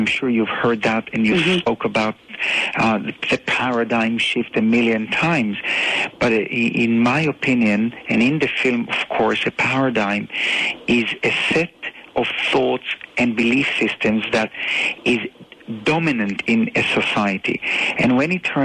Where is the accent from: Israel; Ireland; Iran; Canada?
Israel; Tel Aviv, Tel Aviv District; I was born in Tel Aviv in Israel